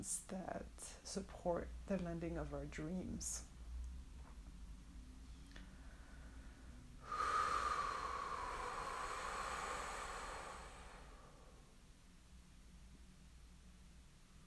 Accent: France; I'm from France

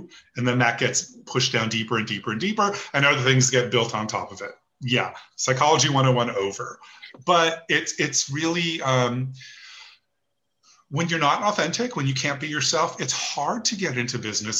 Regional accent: Los Angeles, California, United States; now in New York City, United States; I grew up in Los Angeles

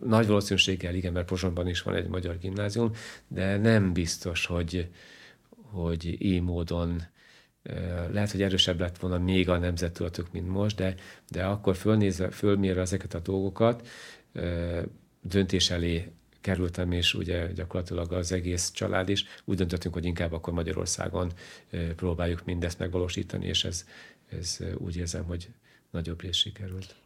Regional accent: Kolárovo, Nitra Region, Slovakia; first language Hungarian; moved away as an adult; also born or lived in Bratislava; now in Hungary; én olyan környezetben nőttem föl, hogy a, a lakosság 90%-a volt magyar, 9%-a volt roma

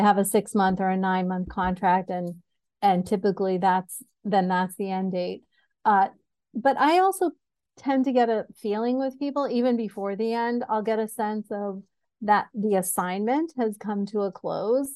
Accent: Syracuse, New York, United States; moved away; also born or lived in New Jersey; I was born in New Jersey and grew up in Syracuse

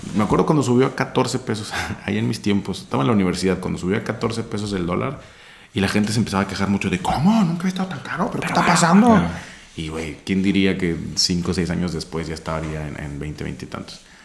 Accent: Empalme, Sonora, Mexico; mi familia y yo somos de Sonora y en Sonora y en el pueblo donde yo nací está muy culero

